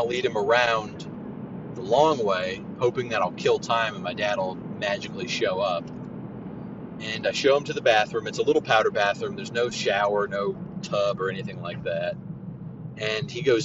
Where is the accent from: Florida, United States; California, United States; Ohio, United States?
Florida, United States; Central; I am from the Central Florida area. I grew up maybe 10, 15 minutes away from Disney